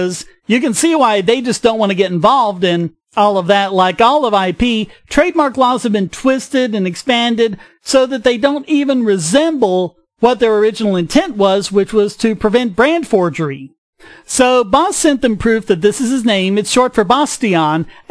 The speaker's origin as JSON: {"language": "English", "region": "North Carolina", "country": "United States", "said": "my home state of North Carolina"}